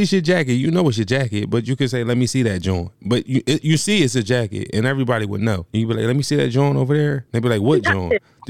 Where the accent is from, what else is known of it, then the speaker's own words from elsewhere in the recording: Philadelphia, Pennsylvania, United States; I'm from Philly, all right, and you know what, this would give me a lot of clout where I'm from.